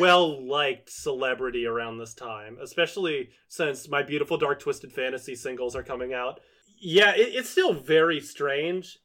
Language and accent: English; Virginia, United States; I've known so many guys like Federline growing up in Virginia